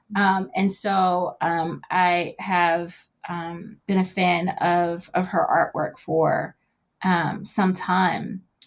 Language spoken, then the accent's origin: English; Knoxville, Tennessee, United States; moved away; my hometown in Knoxville, Tennessee